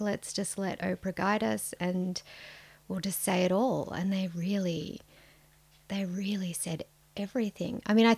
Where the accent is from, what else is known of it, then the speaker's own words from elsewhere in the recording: Sydney, New South Wales, Australia; We're your hosts. We're journalists from Sydney.